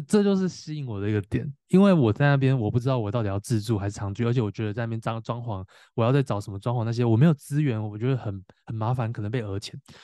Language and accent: Chinese; Tainan, Taiwan; 我是台南人嘛